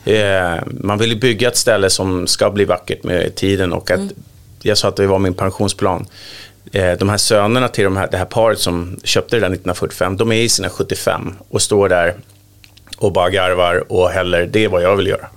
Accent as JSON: {"language": "Swedish", "town": "Sundbyberg", "region": "Stockholm County", "country": "Sweden", "said": "jag kommer från Sumpan"}